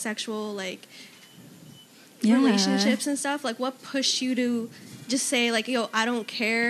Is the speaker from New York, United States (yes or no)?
yes; New York, United States; I'm from Jamaica.